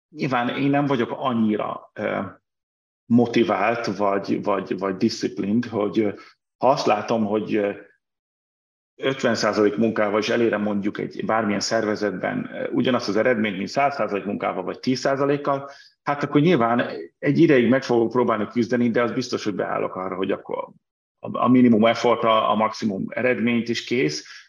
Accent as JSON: {"language": "Hungarian", "region": "Budapest", "country": "Hungary", "tie": "born or raised there", "also_born_or_lived": "Brussels", "moved": "as an adult", "said": "Budapestről, tehát 83-ban születtem Budapesten, és mind a két fel a családnak budapesti, ami nekem aztán tényleg teljesen budapesti vétesz, tehát ahogy kérdezik, és szoktam mondani born and raised"}